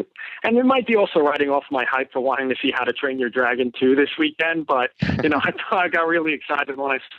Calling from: Massachusetts, United States; I'm calling from Massachusetts.

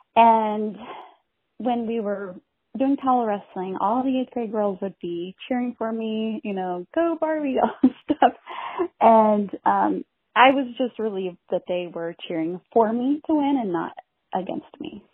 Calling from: Houston, Texas, United States; also born or lived in Iowa; I'm calling from Houston.

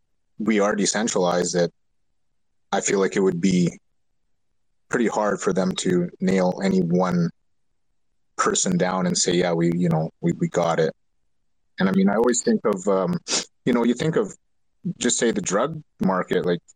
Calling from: Alberta, Canada; I'm calling from Canada here in Alberta

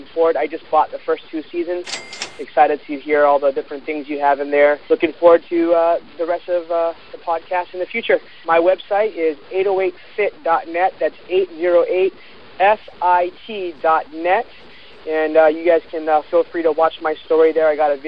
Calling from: Honolulu, Hawaii, United States; I'm calling from Honolulu, Hawaii.

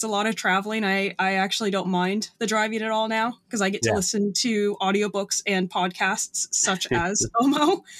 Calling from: Virginia, United States; I'm up around Northern Virginia, kind of like 40 minutes outside of DC.

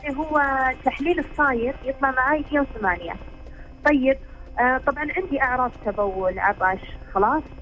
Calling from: Eastern Province, Saudi Arabia; أنا من السعودية

